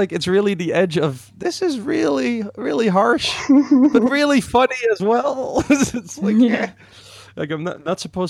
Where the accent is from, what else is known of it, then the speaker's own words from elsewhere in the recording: Netherlands; I'm from the Netherlands